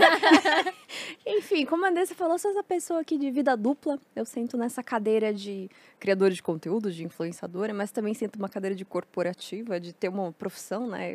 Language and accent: Portuguese; Mafra, Santa Catarina, Brazil; era o canal Mafra, que eu sou de Santa Catarina